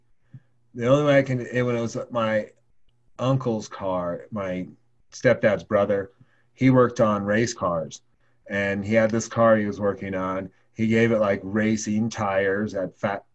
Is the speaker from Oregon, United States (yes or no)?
yes; Oregon, United States; moved away; also born or lived in Laramie, Wyoming; when we were growing up in Oregon